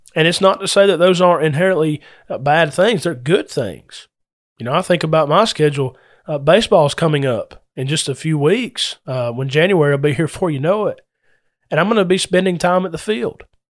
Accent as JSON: {"language": "English", "town": "Adairsville", "region": "Georgia", "country": "United States", "tie": "born or raised there", "moved": "yes", "said": "my hometown of Adairsville"}